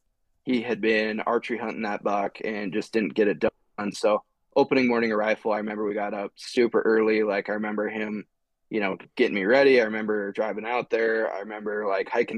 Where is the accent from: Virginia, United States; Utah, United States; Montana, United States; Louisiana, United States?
Montana, United States; Glendive; moved away; I grew up in eastern Montana, a small little town called Glendive.